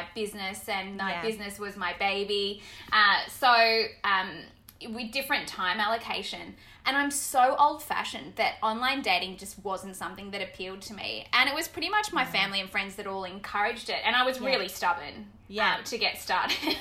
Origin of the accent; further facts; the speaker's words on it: Bundaberg, Queensland, Australia; moved away as an adult; I grew up in Bundaberg, country town in, mm-hmm, north, up north